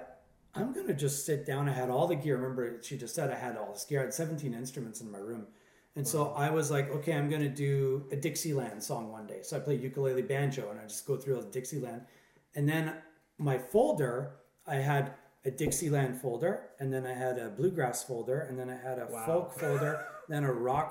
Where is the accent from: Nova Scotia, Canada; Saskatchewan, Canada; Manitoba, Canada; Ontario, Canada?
Manitoba, Canada; Pinawa; moved away as an adult; also born or lived in Toronto; now in Monterey, United States; I started out when I was a kid in Pinawa, Manitoba